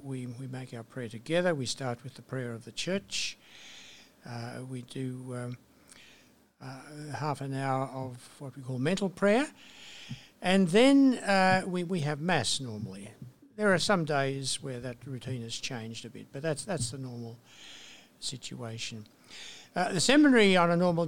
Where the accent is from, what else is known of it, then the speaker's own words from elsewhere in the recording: Portland, New South Wales, Australia; also born or lived in Bathurst, New South Wales; I was born in a small town in New South Wales, country New South Wales, Central West, called Portland